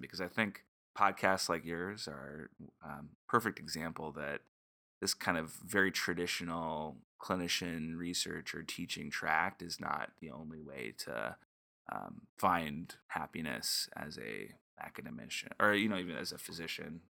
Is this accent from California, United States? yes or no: yes; California, United States; moved away; I'm a Californian, and so, um, you know, that definitely drove my decision to be close to family.